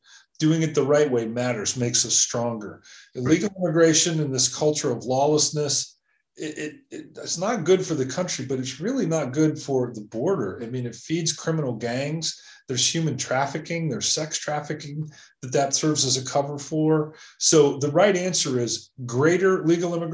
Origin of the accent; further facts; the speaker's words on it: Columbus, Ohio, United States; moved away as an adult; now in Palo Alto, United States; I'm living right now in Palo Alto, like you, not back in my hometown of Columbus, Ohio.